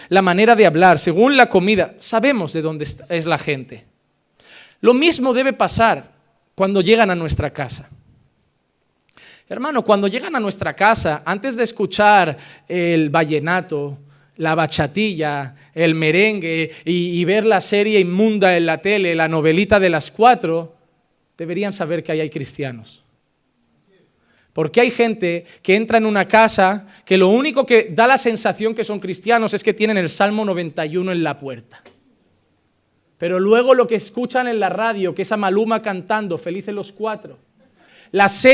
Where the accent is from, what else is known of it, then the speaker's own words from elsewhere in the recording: Barcelona, Catalonia, Spain; born there; Yo sé que nací en Barcelona, o eso me dijeron.